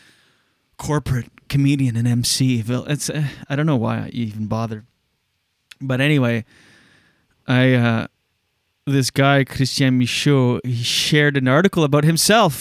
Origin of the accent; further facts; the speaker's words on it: Moncton, New Brunswick, Canada; also born or lived in Skidook; my hometown, Moncton.